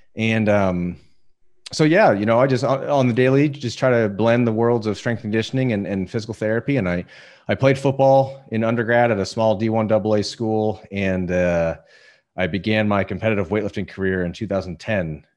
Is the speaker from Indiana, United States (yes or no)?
yes; Indiana, United States; moved away as an adult; also born or lived in Denver; now in Southern California, United States; I was born in Denver, but I grew up in Indiana. I spent my entire life in Indiana up till, uh, six years ago